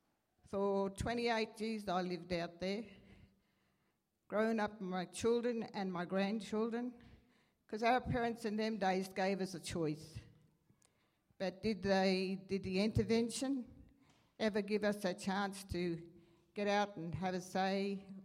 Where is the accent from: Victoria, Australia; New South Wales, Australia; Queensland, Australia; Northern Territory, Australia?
Northern Territory, Australia; Alice Springs; also born or lived in West MacDonnell Ranges; I was living out on my homeland, although I grew up here. I'm a Central Arrernte woman. I grew up here in Alice Springs, educated here at the first school here, the old Hartley Street School